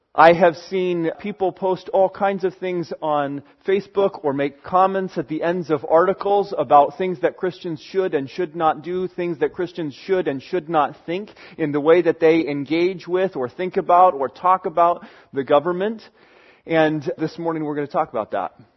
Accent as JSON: {"language": "English", "country": "United States", "said": "I live in America"}